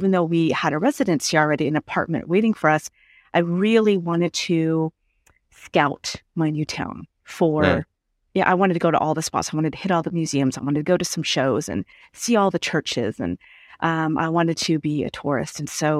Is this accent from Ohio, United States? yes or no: no; California, United States; now in Portugal; I knew what it was to be American, born and raised in California. I know what it's like to be American.